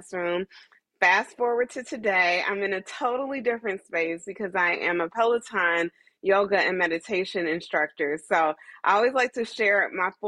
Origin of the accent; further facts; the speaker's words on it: Dayton, Ohio, United States; moved away as an adult; also born or lived in Atlanta, Georgia; now in New York, United States; I'm originally from Dayton, Ohio